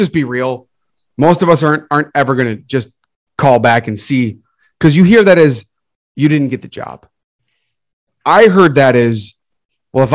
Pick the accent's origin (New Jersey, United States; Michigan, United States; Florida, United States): Michigan, United States; I grew up in Michigan